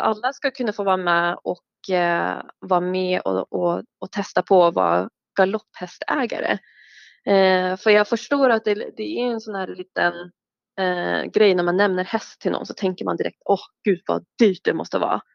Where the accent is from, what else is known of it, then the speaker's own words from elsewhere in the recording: Oslo, Norway; Oslo och det var mm. fem minuter från en galoppbana